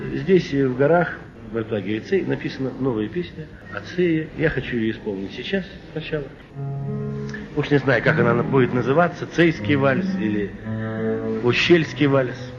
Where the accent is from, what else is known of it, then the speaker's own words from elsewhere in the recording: Moscow, Russia; also born or lived in Arkhangelsk Oblast; я москвич, родился я в Москве, в Москве учился, в Москве окончил школу